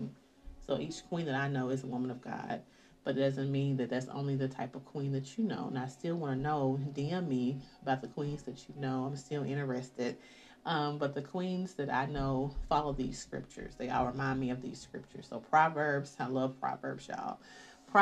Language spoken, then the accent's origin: English; the South, United States; I'm from the South